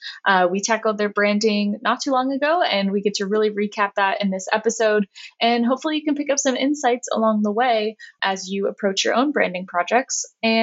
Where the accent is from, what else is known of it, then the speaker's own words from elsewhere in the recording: San Diego, California, United States; growing up in San Diego